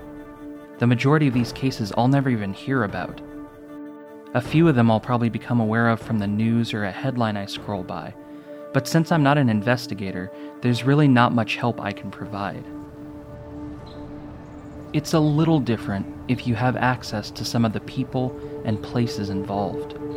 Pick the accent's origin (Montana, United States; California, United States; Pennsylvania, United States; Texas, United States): California, United States; Orcutt; also born or lived in Santa Maria, California; I grew up in Orchid, a small town